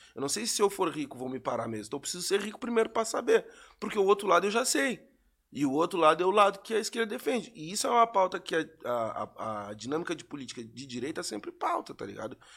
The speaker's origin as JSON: {"language": "Portuguese", "town": "Pelotas", "region": "Rio Grande do Sul", "country": "Brazil", "said": "lá de onde eu sou, que é Pelotas"}